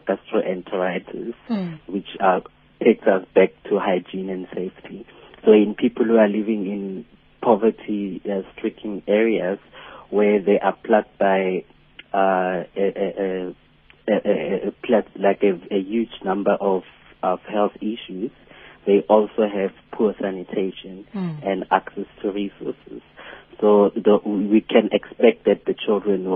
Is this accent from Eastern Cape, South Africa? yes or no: no; Lichtenburg, North West, South Africa; moved away; also born or lived in KwaZulu-Natal; I'm a 29-year-old and from a small suburban area, Lichtenburg, in the Northwest Province.